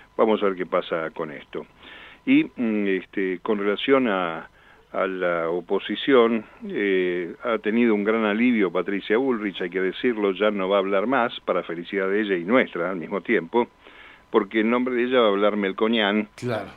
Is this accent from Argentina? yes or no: yes; Argentina; somos todos los argentinos